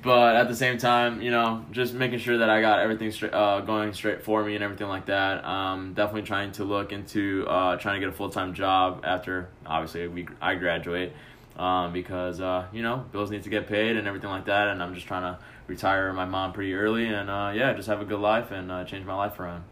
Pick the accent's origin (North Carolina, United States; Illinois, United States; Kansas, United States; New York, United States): Illinois, United States; Chicago; now in Addison, United States; I'm from Chicago